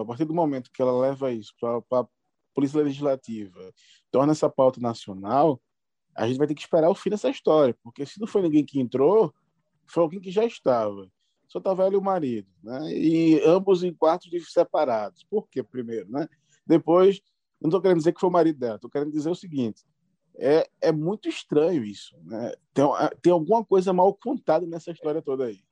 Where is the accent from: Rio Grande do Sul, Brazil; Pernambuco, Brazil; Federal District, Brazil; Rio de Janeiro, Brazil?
Pernambuco, Brazil; Carpina; Carpi, na minha terra